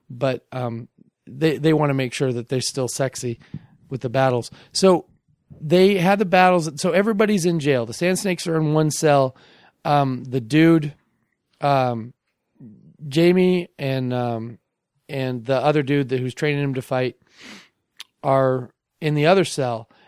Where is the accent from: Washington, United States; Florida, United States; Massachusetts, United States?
Washington, United States; Bellevue; also born or lived in Seattle / Redmond; I was born in Bellevue. I grew up in Bellevue.